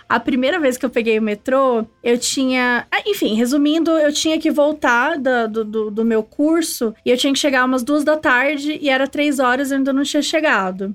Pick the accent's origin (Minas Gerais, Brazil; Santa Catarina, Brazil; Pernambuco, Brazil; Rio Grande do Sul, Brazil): Minas Gerais, Brazil; Itajubá; moved away as an adult; also born or lived in Bonfim; now in São Paulo, Brazil; Eu sou, sou mineira, sou do sul de Minas, então vim pra São Paulo